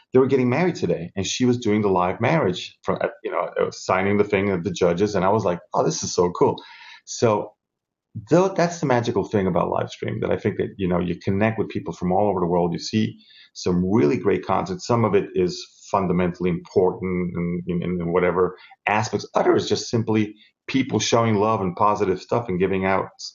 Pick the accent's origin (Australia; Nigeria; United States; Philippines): United States; New York; moved away as an adult; also born or lived in South America / Miami, United States; now in Italy; My mom took me to New York. I was brought up in the States